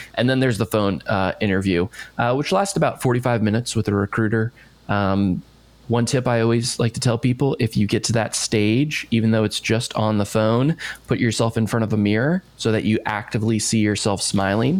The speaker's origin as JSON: {"language": "English", "town": "Bethesda", "region": "Maryland", "country": "United States", "moved": "yes", "said": "I'm from just outside D.C. in oh, okay. Bethesda, Maryland"}